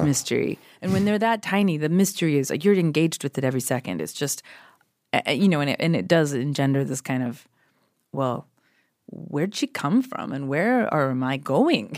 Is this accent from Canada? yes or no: yes; Canada; moved away as an adult; also born or lived in Toronto; now in Los Angeles, United States; I'm so Canadian